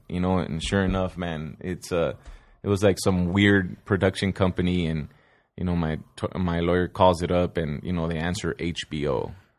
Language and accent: English; Sun Valley, California, United States; I grew up in Sun Valley, California